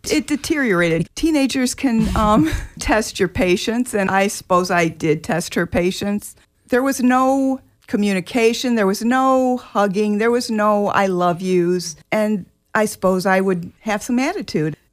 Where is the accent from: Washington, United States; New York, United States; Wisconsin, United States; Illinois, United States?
Illinois, United States; born or raised there; also born or lived in Jacksonville, Florida